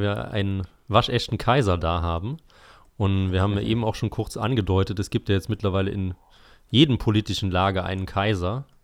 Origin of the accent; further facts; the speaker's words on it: Eifel, Germany; ich stamme ja aus der Eifel und das ist ja eher so eine zurückgebliebene Region in Deutschland.